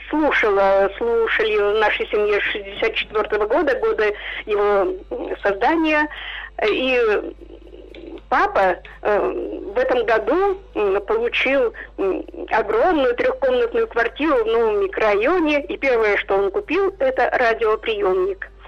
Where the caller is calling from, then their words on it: Khanty-Mansi Autonomous Okrug, Russia; Ну, я не в Ханты-Мансийске, а в округе Ханты-Мансийском.